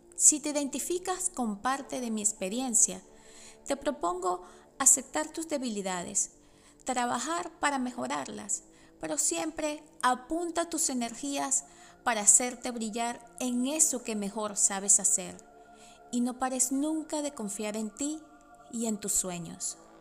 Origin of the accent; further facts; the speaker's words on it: Venezuela; first language Spanish; moved away as an adult; now in United States; mi lengua nativa es el español, que viví en Venezuela por 36 años y emigré a Estados Unidos hace solo 11